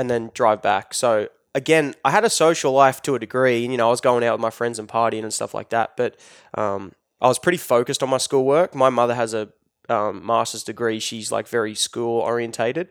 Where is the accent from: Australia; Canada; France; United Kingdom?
Australia; Newcastle, New South Wales; if you go twenty minutes, thirty minutes inland, you get farms, which is where I grew up